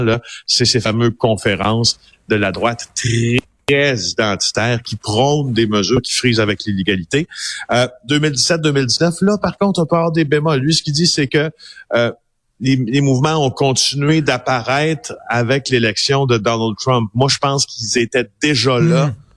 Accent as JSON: {"language": "French", "area": "Abitibi-Témiscamingue", "region": "Quebec", "country": "Canada", "said": "moi je viens d'Abitibi des Miscamingues"}